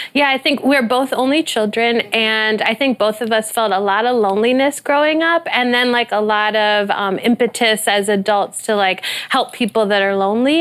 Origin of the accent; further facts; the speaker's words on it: Midwest, United States; we're from the Midwest